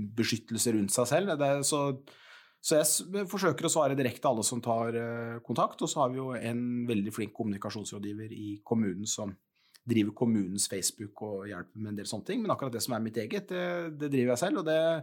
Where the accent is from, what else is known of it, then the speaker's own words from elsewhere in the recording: Porsgrunn, Telemark, Norway; Jeg, jeg bodde som liten på Stridsgrev